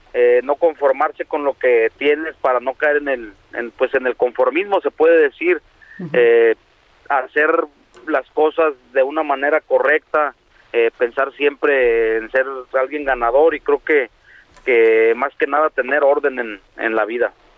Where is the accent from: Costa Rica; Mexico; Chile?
Mexico; now in United States; como mexicanos